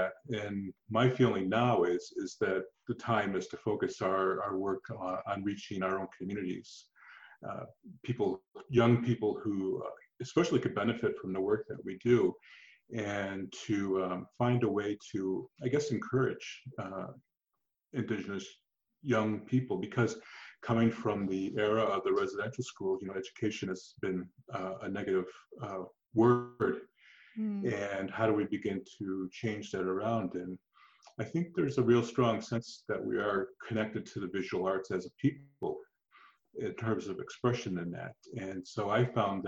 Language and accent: English; Buffalo, New York, United States; moved away as an adult; also born or lived in Six Nations of the Grand River, Ontario / Toronto; now in Canada; I was originally from Buffalo, New York